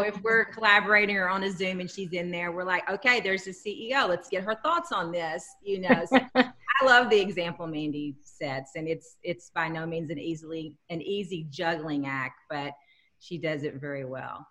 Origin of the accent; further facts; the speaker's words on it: Texas, United States; now in Minnesota, United States; oh honey texas